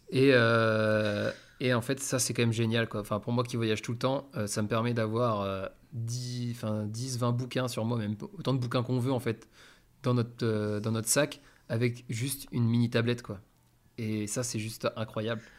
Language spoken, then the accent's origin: French; France; now in Spain; on est français, on comprend assez vite l'espagnol